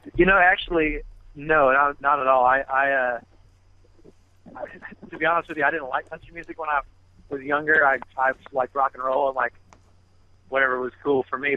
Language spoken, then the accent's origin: English; Michigan, United States; moved away; I'm from Michigan originally, so it was cold up there